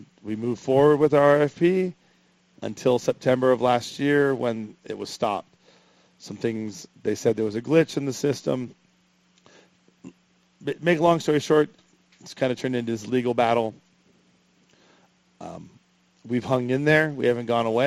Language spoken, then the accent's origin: English; Los Angeles, California, United States; now in Point Loma, San Diego, United States; growing up in Los Angeles and moving to Point Loma